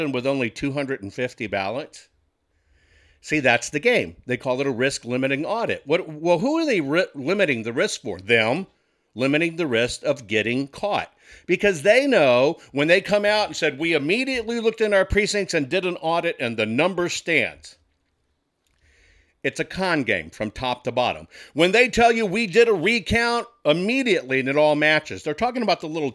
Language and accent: English; Texas, United States; as a Texan